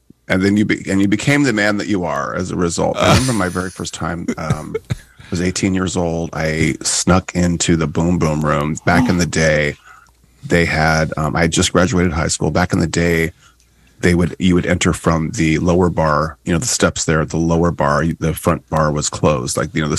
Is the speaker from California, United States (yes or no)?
yes; California, United States; Well, you know, I was born and raised here in Orange County. I moved to Laguna in 1987, don't you know?